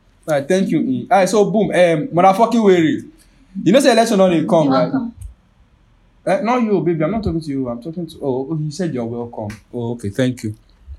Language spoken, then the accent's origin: English; Nigeria; In the view of being Nigerian, right? You have to understand that, like, Nigeria will push you to make some choices.